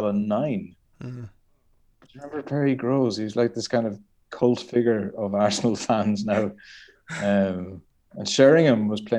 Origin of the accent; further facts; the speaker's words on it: County Galway, Ireland; born there; I was born in County Galway, which is the west coast of Ireland.